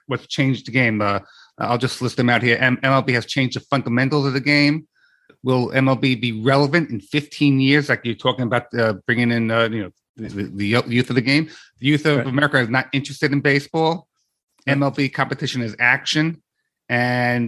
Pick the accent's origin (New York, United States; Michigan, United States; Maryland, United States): New York, United States; New York City; when I was living in Queens.